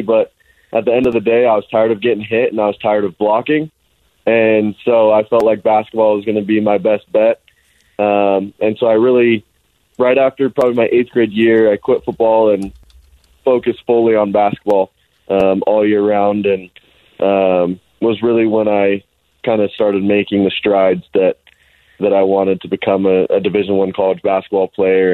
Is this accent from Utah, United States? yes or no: yes; Alpine, Utah, United States; also born or lived in Highland, Utah; most of the time I tell people I'm from Alpine because every time I told somebody I'm from Highland they asked me about rugby